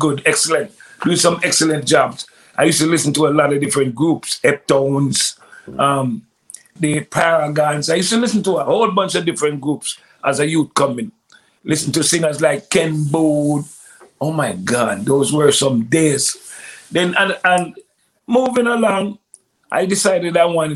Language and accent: English; May Pen, Clarendon, Jamaica; moved away; also born or lived in Toronto, Canada / Brooklyn, New York, United States; I grew up in a town in south central Jamaica called Clarendon.